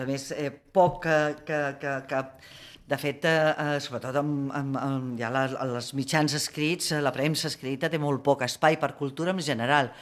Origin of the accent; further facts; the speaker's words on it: Barcelona, Catalonia, Spain; jo com a barcelonina